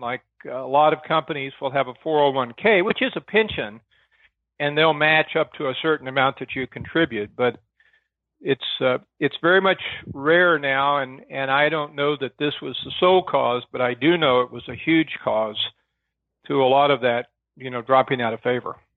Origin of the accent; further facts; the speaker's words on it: Arkansas, United States; I came from Arkansas. In Arkansas, my dad was a county sheriff